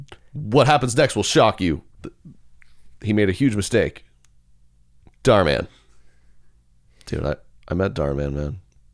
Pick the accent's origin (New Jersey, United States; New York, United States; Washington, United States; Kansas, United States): Kansas, United States; I'm from Kansas.